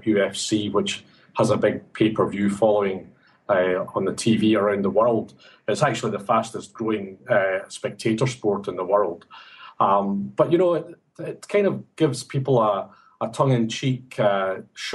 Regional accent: Glasgow, Scotland, United Kingdom; now in Sydney, Australia; as you can tell from my accent, I'm not Sydney born and bred. I come from Glasgow area in Scotland

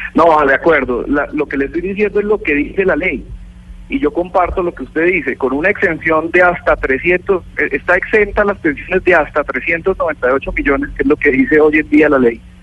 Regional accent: Colombia; En nuestro país

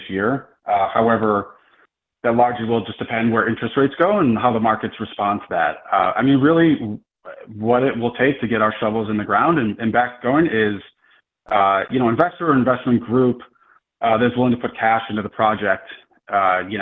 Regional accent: Buffalo, New York, United States; moved away as an adult; I'm from Buffalo

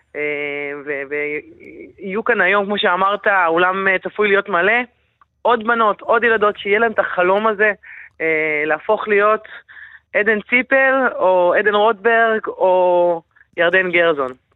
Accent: Yehud-Monosson, Central District, Israel; אני באה מיהוד מונוסון

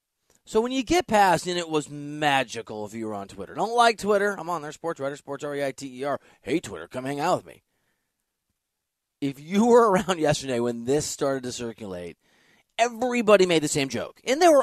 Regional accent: Dubuque, Iowa, United States; I'm from Dubuque, Iowa, originally, border of Iowa, Wisconsin, Illinois, I'm a Bears fan, but I grew up in an area that is half Bears fans, half Packers fans.

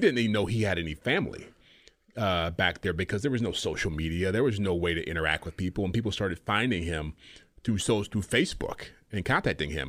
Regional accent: Ann Arbor, Michigan, United States; moved away; also born or lived in California / New York; Ann Arbor, Michigan, that's where I grew up.

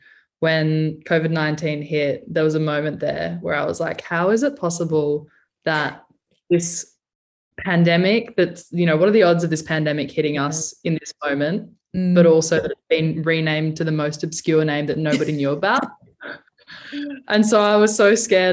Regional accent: Alice Springs, Northern Territory, Australia; moved away as an adult; also born or lived in Naarm (Melbourne), Victoria; I grew up on Arunda country just outside of Mbantwa.

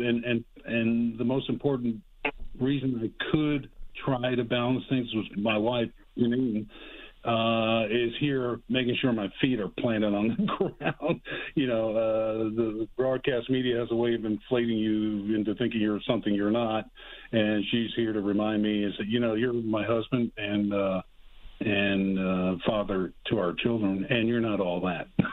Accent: Atlanta, Georgia, United States; moved away; also born or lived in Miami; I'm from Atlanta

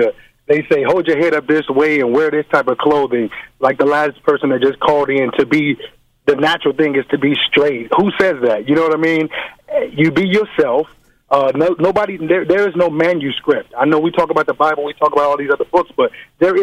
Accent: Chicago, Illinois, United States; now in Los Angeles, United States; All the way from Los Angeles. I'm originally from Chicago

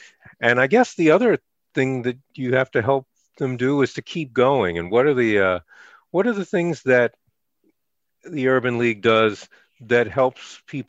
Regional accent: New York, United States; I grew up in New York

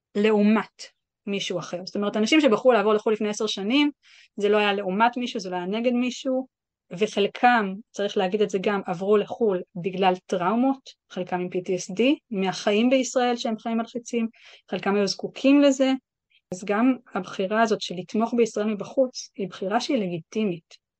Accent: Israel; moved away as an adult; also born or lived in New York; now in London, United Kingdom; אני ישראלי

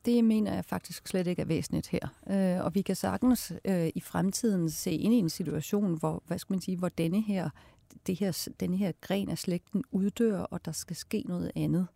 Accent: Denmark

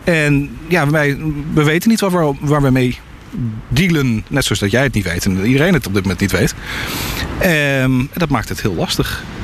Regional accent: Netherlands; moved away; Ik ben een Nederlander

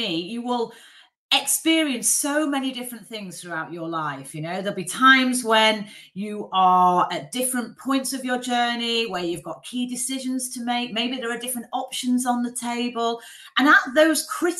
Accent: Manchester, North West England, United Kingdom; moved away as an adult; also born or lived in Leeds; I grew up in Manchester, very much from a very working class family

